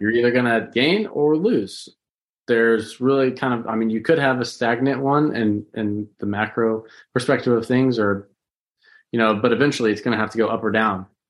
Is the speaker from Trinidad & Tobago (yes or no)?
no; St. Louis, Missouri, United States; I was born in Saint Louis down there at the old Jewish hospital